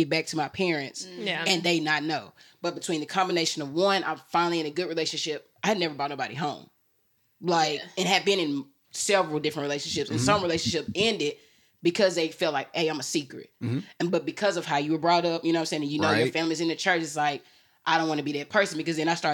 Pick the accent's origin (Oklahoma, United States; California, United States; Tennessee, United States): Tennessee, United States; Memphis; I'm from Memphis.